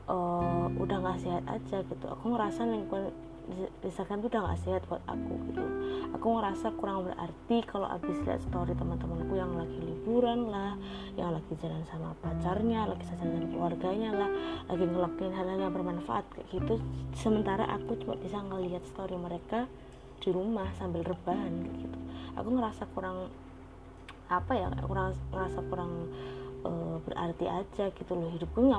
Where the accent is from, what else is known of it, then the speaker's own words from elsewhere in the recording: Surakarta, Central Java, Indonesia; masuk ke Indonesia apalagi ke Solo ke kotaku yang uh, notabene Solo itu adalah kota pertama yang mencanangkan kejadian luar biasa corona gitu di Indonesia